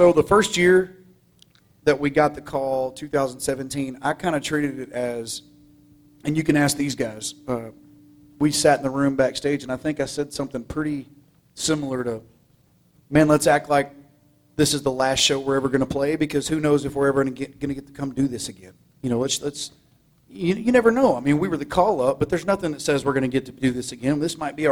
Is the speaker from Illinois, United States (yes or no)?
no; Groveton, Texas, United States; I'm from Groveton